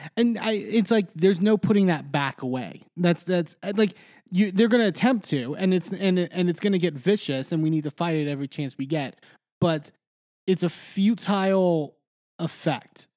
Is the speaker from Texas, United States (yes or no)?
yes; Texas, United States; moved away as an adult; now in Pittsburgh, United States; I grew up in Texas since I was four years old